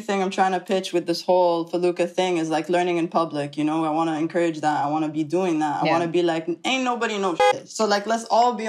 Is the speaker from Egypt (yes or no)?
yes; Egypt; now in New York, United States; I do identify as Egyptian 100%. I identify as Arab